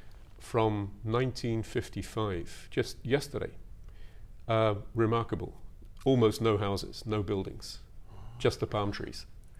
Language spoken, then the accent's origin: English; North Devon, South West England, United Kingdom; moved away as an adult; also born or lived in Kuwait / Tokyo, Japan / Kamakura, Japan; now in Japan; That was one of the greatest pleasures of growing up in North Devon.